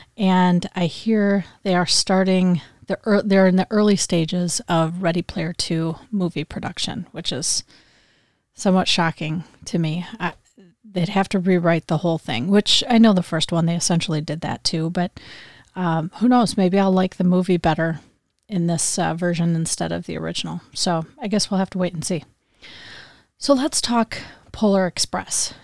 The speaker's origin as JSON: {"language": "English", "town": "Grand Rapids", "region": "Michigan", "country": "United States", "tie": "born or raised there", "said": "he's from Grand Rapids, Michigan. So he's from my hometown."}